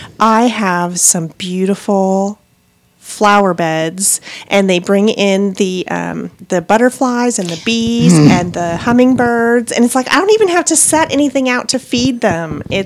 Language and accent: English; Montana, United States; now in Texas, United States; I'm from Montana initially.